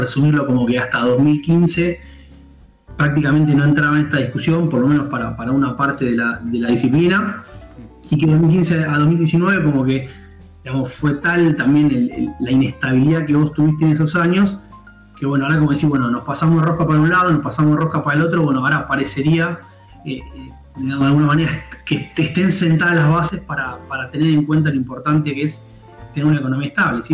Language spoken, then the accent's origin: Spanish; Argentina